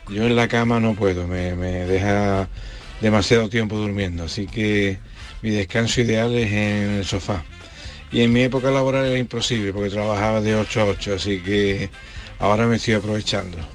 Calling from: Málaga, Andalusia, Spain; Buenos días equipo … desde Málaga.

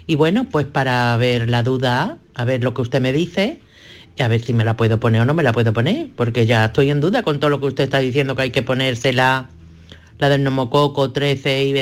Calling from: Dos Hermanas, Andalusia, Spain; Hola, buenas tardes. … de Dos Hermanas.

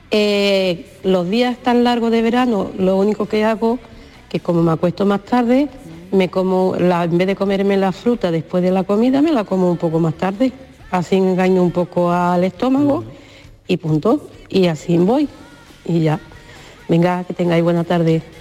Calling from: Huelva, Andalusia, Spain; tardes, Marilo de compañía. … de Huerva...

